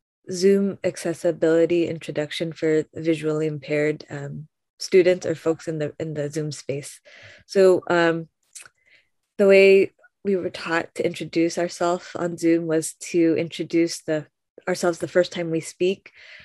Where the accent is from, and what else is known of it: Philippines